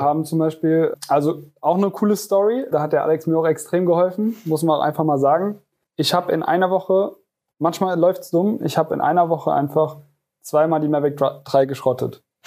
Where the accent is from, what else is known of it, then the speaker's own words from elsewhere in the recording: Koblenz, Rhineland-Palatinate, Germany; ich komme aus Koblenz und ich führe die Firma Janko Media